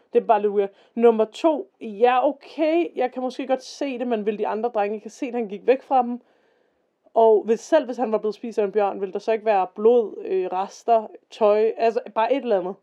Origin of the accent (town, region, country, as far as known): Denmark